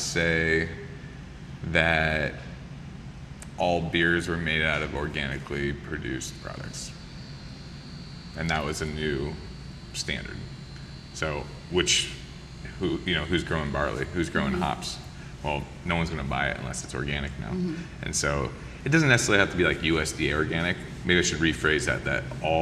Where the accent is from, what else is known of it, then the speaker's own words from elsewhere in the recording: Santa Rosa, California, United States; now in Hawaii, United States; I grew up in Santa Rosa, California